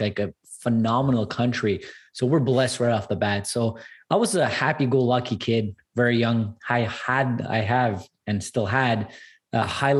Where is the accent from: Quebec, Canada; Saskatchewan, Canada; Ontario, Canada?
Quebec, Canada; Montreal; I'm 100% Armenian as well, born and raised in Canada